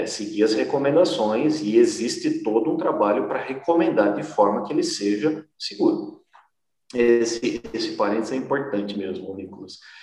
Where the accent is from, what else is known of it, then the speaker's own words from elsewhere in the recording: Botucatu, São Paulo, Brazil; eu sou aqui de Botucatu